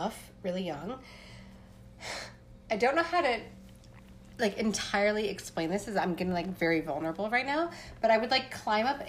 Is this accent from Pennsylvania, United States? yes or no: yes; Appalachia, Pennsylvania, United States; I'm a white girl growing up in Pennsylvania